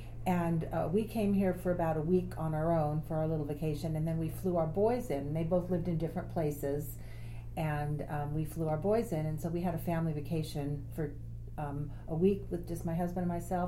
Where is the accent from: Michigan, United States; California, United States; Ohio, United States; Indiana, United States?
California, United States; Santa Barbara; moved away as an adult; also born or lived in Bronx, New York; now in Austin, United States; I was born in the Bronx, in New York, and then I lived most of my life in California, and I've just been in Austin about 2.5 years.